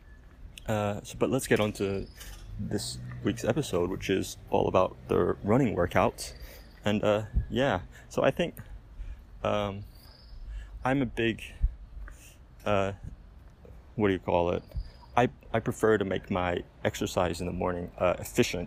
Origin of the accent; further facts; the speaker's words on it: Australia; moved away as an adult; also born or lived in Philippines / Mexico; now in Mazatlan, Mexico; my home country, Australia